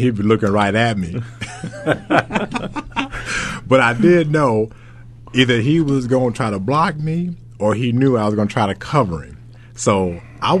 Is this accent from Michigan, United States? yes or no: yes; Detroit, Michigan, United States; moved away as an adult; also born or lived in Laramie, Wyoming; I grew up in Detroit